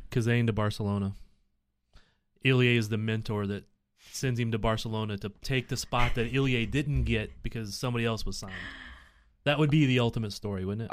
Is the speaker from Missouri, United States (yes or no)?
yes; Missouri, United States; I'm from Hick, Missouri